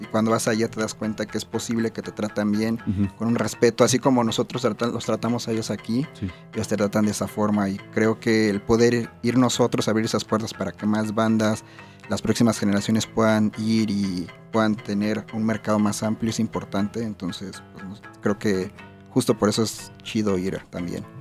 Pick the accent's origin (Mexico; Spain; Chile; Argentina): Mexico; Somos los únicos mexicanos, y latinos